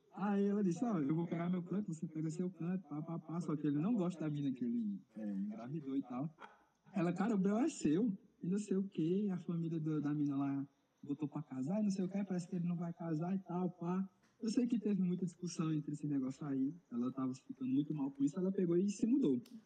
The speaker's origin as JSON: {"language": "Portuguese", "town": "Petrolina", "region": "Pernambuco", "country": "Brazil", "said": "eu sou de Petrolina"}